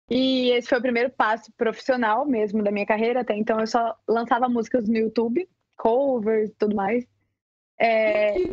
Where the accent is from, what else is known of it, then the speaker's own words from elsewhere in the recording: São Luís, Maranhão, Brazil; born there; eu nasci, nasci, em São Luís do Maranhão, Maranhão, mas minha família, minha família é inteira é de Piracanjuba